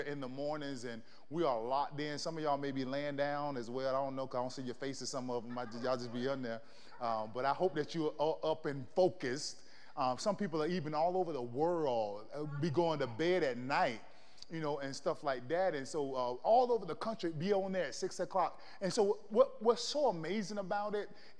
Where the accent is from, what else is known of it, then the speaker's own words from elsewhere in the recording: Florida, United States; moved away; I grew up in the South. I'm from Florida